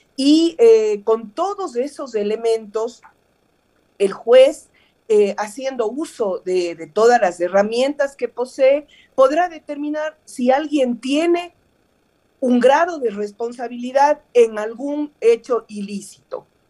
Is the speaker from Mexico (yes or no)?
no; Cuenca, Azuay, Ecuador; Yo vengo de Cuenca